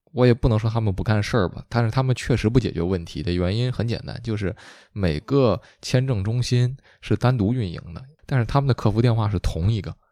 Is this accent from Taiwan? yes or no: no; China; moved away as an adult; now in Canada; 我中国人